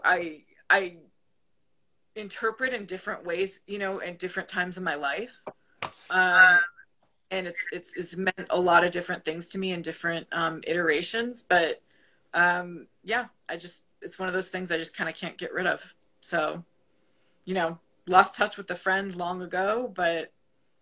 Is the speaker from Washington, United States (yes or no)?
no; Buffalo, New York, United States; I'm originally from Buffalo